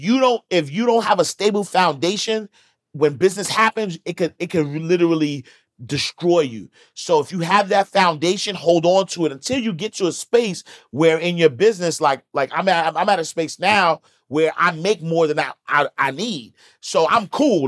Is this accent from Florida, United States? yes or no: no; New York City, New York, United States; I'm from Harlem